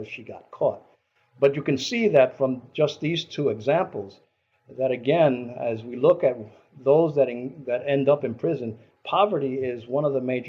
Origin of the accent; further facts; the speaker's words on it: New York City, New York, United States; now in Albany, United States; those of us from New York City, I grew up in New York City